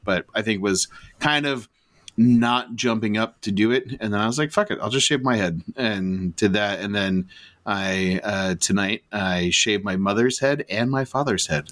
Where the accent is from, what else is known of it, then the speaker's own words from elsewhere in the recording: United States; I'm American